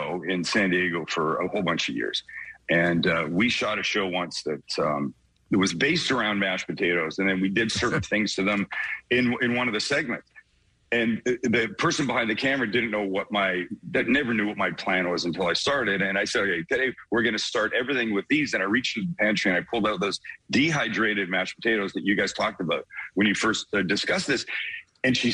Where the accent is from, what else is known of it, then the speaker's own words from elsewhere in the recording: Vancouver, British Columbia, Canada; accent: Canadian; I'm from Vancouver, Canada, West Coast, prettiest part of the country, we think.